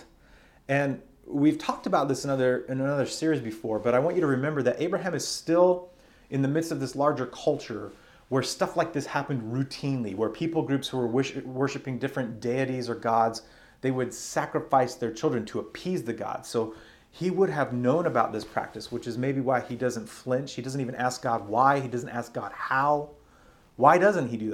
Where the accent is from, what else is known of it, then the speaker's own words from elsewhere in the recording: Arizona, United States; growing up in Arizona